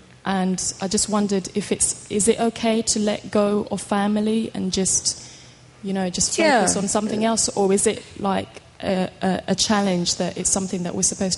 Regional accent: London, United Kingdom; from London.

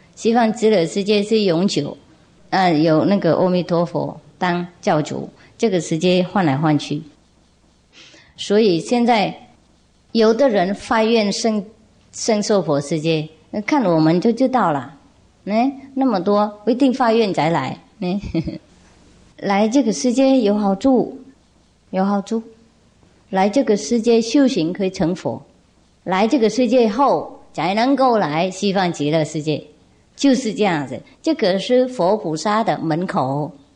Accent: Vietnam; 我们越南话有一句说，啊，小孩是冤家

